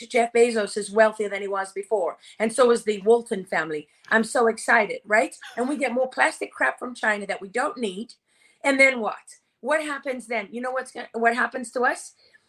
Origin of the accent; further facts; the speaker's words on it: Sicily, Italy; also born or lived in Africa; Okay, I'm Sicilian, and I was born and raised in Africa.